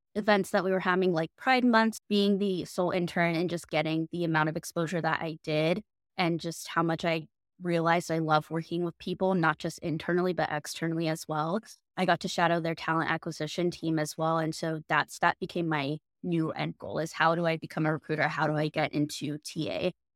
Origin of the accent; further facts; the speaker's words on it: United States; moved away as an adult; also born or lived in Florida, United States / Los Angeles, California, United States; now in New York City, United States; We grew up in Florida and Los Angeles